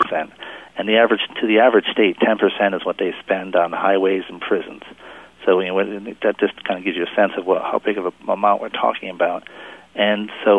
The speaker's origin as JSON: {"language": "English", "region": "Rhode Island", "country": "United States", "tie": "born or raised there", "said": "the state of Rhode Island, you know, my home state actually"}